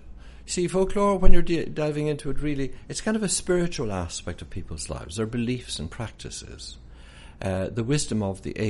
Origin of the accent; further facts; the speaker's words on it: Ireland; moved away as an adult; now in Newfoundland, Canada; as an Irish person